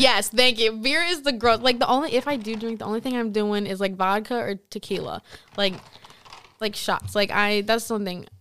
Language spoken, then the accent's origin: English; Stoughton, Wisconsin, United States; I'm, like, from a really small town. You've probably never heard of it. Like, it's, like, thirty minutes from Madison.